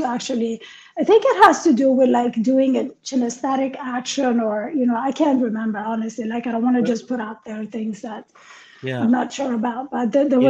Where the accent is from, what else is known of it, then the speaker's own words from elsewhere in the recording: New York, United States; No, especially as a New Yorker.